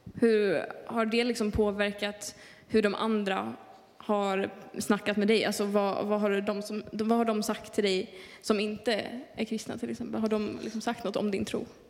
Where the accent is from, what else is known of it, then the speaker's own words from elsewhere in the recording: Luleå, Norrbotten County, Sweden; jag kommer från Luleå